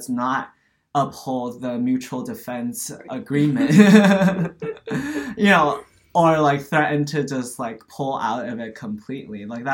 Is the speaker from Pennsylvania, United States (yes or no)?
no; Los Angeles, California, United States; also born or lived in Taiwan; I was born in Los Angeles, I actually lived in Taiwan for 9 years in my childhood. So when I came back to the US when I was 10